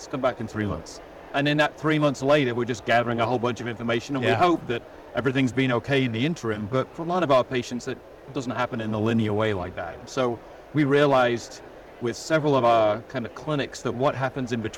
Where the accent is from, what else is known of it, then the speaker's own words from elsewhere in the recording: England, United Kingdom; moved away as an adult; now in United States; I come from England originally. Yeah. Spent about 20 years there and then the rest of the time in the States.